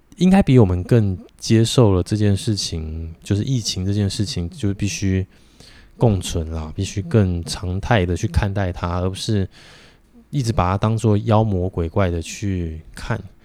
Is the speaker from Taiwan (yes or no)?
yes; Taiwan; 我们台湾人